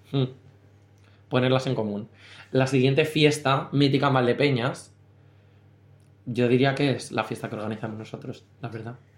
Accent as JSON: {"language": "Spanish", "town": "Valdepeñas", "region": "Castilla-La Mancha", "country": "Spain", "said": "nosotros somos de Valdepeñas, muy heroica ciudad"}